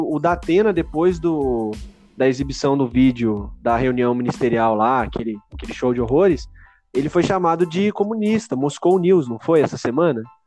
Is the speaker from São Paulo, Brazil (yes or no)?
yes; São Paulo, Brazil; nós que somos paulistas